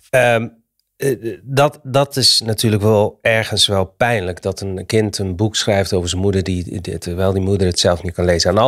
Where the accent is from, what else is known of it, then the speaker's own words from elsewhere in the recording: Morocco; het is gek dat ik als Marokkaan eh, de Nederlandse taal moet, aan Nederlanders moet uitleggen hoe mooi de Nederlandse taal is.